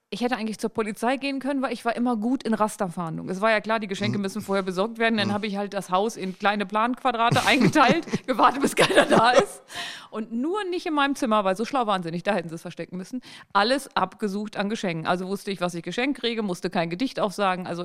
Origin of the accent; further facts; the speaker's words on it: Harz, Germany; Entschuldigung, ich komme aus dem Harz.